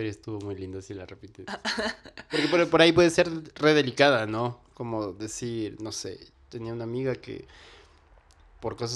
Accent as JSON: {"language": "Spanish", "country": "Colombia", "said": "era como acercarme un poquito, lo más cerca a mi tierra era ver cosas colombianas."}